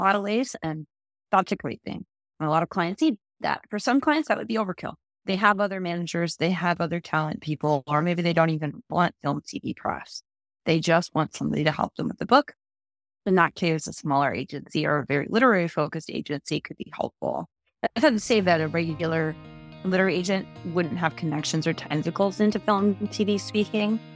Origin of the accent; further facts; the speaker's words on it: Wisconsin, United States; moved away as an adult; also born or lived in Minnesota; I'm originally from Wisconsin, went to school in Minnesota at Winona State